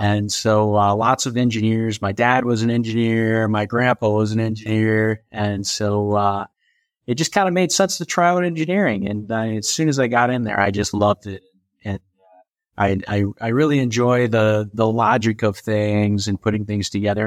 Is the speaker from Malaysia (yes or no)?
no; St. Louis, Missouri, United States; moved away as an adult; also born or lived in Orlando, Florida; I was from Saint Louis